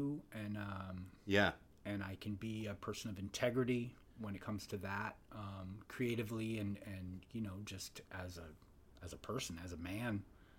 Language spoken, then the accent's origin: English; Santa Clara, California, United States; moved away as an adult; I was born in Santa Clara, California.